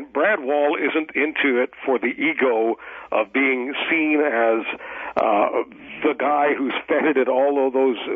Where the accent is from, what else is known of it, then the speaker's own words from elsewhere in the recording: Eastern Canada, Canada; I'm from the East. I'm a, you know, patriotic Canadian